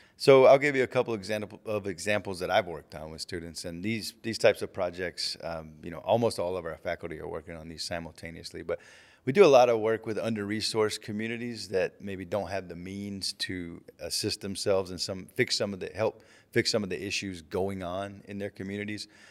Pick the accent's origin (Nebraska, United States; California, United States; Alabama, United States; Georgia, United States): Alabama, United States; Auburn; moved away as an adult; I grew up right outside of Auburn, Alabama